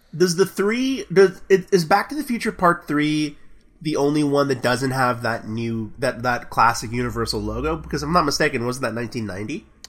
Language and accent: English; Texas, United States; I'm from Texas